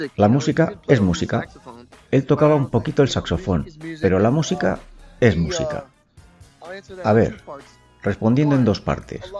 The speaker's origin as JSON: {"language": "Spanish", "country": "United States", "said": "Yo soy americano"}